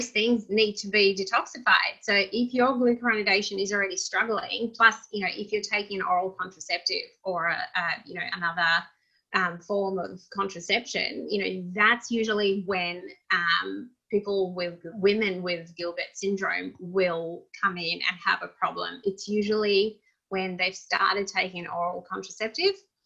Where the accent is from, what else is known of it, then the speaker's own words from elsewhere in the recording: Russia; moved away; I grew up in Russia